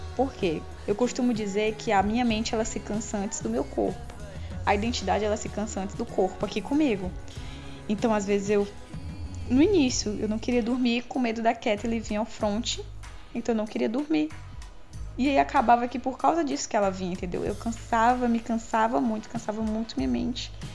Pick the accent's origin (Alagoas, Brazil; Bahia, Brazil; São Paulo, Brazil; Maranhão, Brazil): Maranhão, Brazil; interior of; now in Teresina, Brazil; morando em, em cidade grande, Teresina, Piauí, porque eu sou do interior do Maranhão